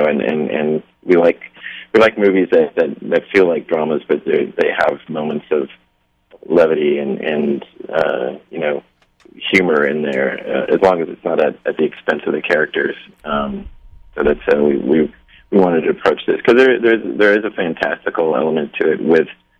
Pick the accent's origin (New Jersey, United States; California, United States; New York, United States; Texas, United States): Texas, United States; we're from Texas